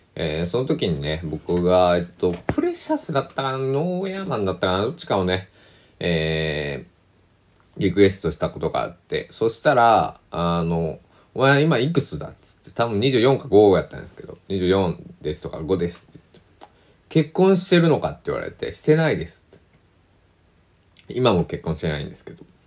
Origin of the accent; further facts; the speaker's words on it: Kochi, Japan; moved away as an adult; also born or lived in Kagawa Prefecture / Tokyo / Osaka; now in Kagawa, Japan; 僕は純粋な、えー、土佐の国の土佐藩の男、えー、まあ高知県人、高知県出身で、父も母も高知県生まれ育ち